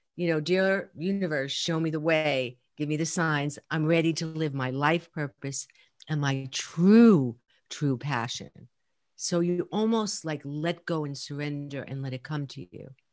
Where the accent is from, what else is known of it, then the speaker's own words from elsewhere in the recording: New York City, New York, United States; I grew up in Brooklyn and Queens, right? So I'm definitely a New Yorker